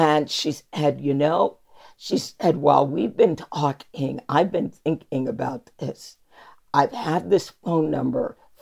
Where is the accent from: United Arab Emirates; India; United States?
United States; Chicago, Illinois; moved away; I'm from Chicago